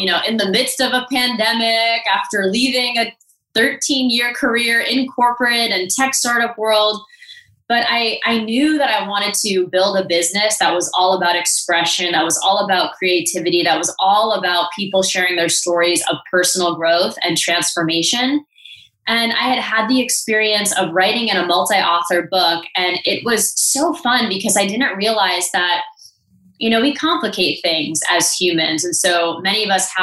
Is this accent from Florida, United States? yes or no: yes; South Florida, United States; moved away as an adult; also born or lived in San Francisco; South Florida, which is where I grew up